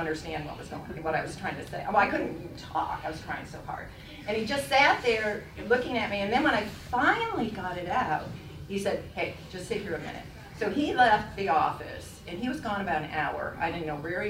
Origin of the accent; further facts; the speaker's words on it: Lansing, New York, United States; I grew up in Lansing, and ever since I was a little girl